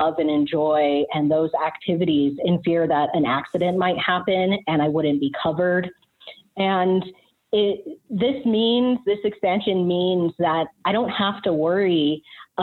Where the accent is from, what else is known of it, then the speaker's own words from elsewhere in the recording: Rocky Mountains, United States; I grew up in the Rocky Mountains running around in the woods.